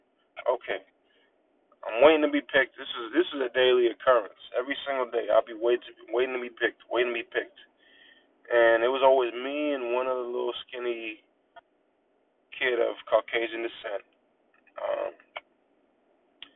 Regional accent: Natick, Massachusetts, United States; Growing up, I'm from Natick, Massachusetts

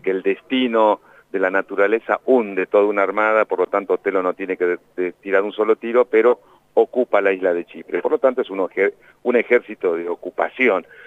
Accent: La Plata, Buenos Aires Province, Argentina; moved away; also born or lived in Melchor Romero; yo me formé en la Escuela de Teatro de La Plata, viví en La Plata, nací en La Plata

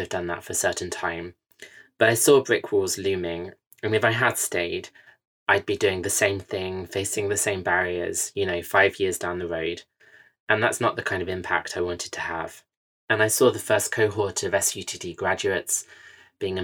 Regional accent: United Kingdom; also born or lived in California / France / Singapore; as a Westerner, I am British

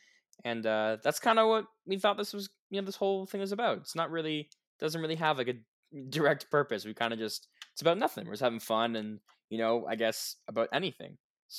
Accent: Canada; we are both from Canada

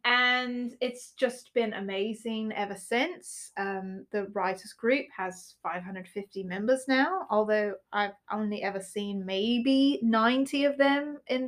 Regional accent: United States; We're actually Americans, and we don't speak with a British accent.

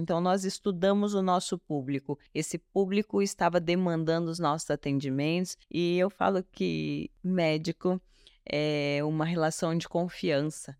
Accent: Sorriso, Mato Grosso, Brazil; moved away as an adult; also born or lived in Vilhena, Rondônia; now in São Paulo, Brazil; nasceu na cidade de Vilhena, Rondônia, se mudou para Sorriso, Mato Grosso, uma cidade de apenas 100 mil habitantes, com 10 anos de idade, onde eu cresci

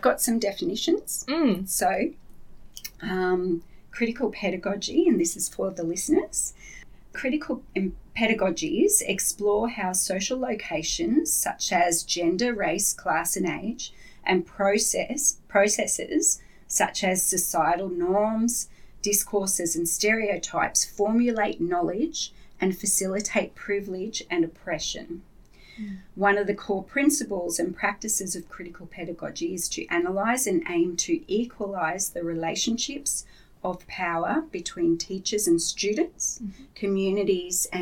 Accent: Yandina, Queensland, Australia; I'm from the Sunshine Coast too

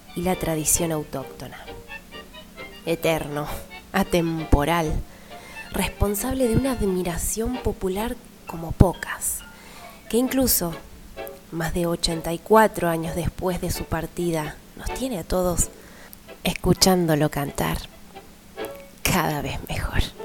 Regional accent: Buenos Aires, Argentina; nuestra cultura como argentinos y sobre todo porteños

